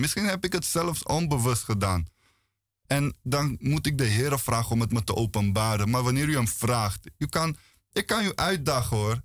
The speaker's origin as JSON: {"language": "Dutch", "country": "Bulgaria", "moved": "yes", "lives_now": "Netherlands", "said": "Ik kom uit Bulgarije"}